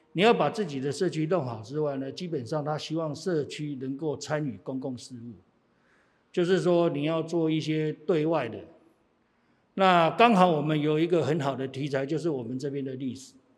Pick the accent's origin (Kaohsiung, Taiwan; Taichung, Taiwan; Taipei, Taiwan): Taipei, Taiwan; 我是从小在这里住到三十岁，三十岁之后，因为房子改建，我才搬出去。那房子好了之后，我又搬进来，那对这一块土地是比较有感情的